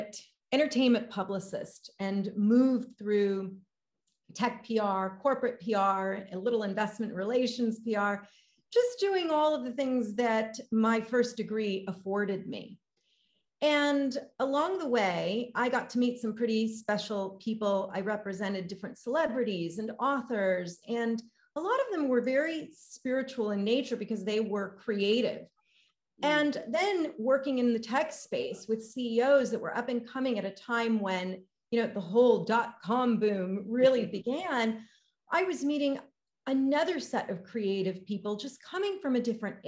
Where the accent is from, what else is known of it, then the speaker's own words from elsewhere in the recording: Los Angeles, California, United States; moved away as an adult; now in Australia; as a Latina growing up in Los Angeles in the States